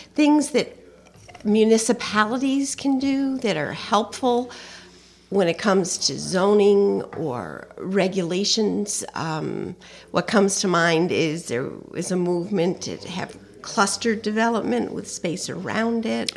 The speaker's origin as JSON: {"language": "English", "town": "Guilderland", "region": "New York", "country": "United States", "tie": "born or raised there", "said": "growing up in Gilderland, we used to play there"}